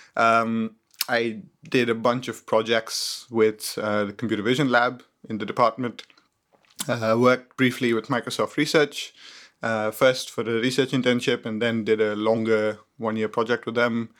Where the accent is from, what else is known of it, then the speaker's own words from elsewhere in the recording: Mumbai, Maharashtra, India; moved away as an adult; also born or lived in Cambridge, United Kingdom; I was born in India, in Mumbai. I studied there until I was eighteen years old.